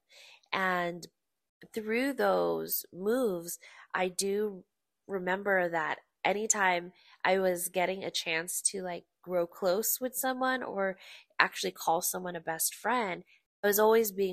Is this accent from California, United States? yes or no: yes; Bay Area, California, United States; born or raised there; also born or lived in Oxnard, California; now in Las Vegas, United States